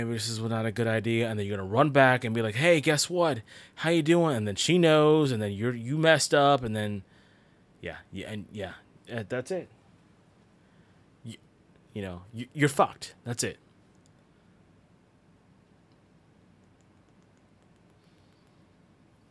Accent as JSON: {"language": "English", "town": "Union City", "region": "New Jersey", "country": "United States", "tie": "born or raised there", "also_born_or_lived": "Florida", "moved": "yes", "said": "I grew up in New Jersey and Union City, and every single morning when I would get up, I would see the New York skyline"}